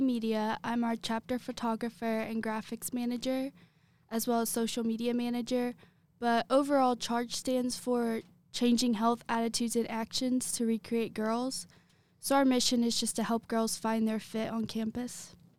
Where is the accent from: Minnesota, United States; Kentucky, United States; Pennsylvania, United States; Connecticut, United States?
Kentucky, United States; Lexington; I am from Lexington.